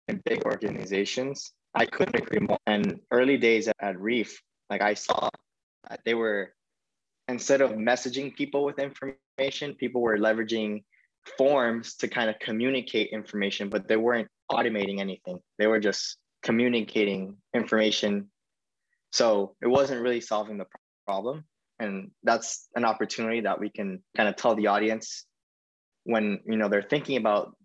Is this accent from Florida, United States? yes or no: yes; Miami, Florida, United States; in Miami, which is where my hometown is